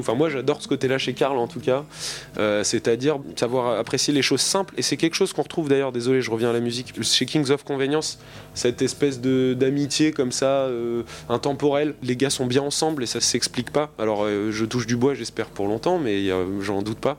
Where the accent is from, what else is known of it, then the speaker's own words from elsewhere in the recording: Normandy, France; je suis effectivement de Normandie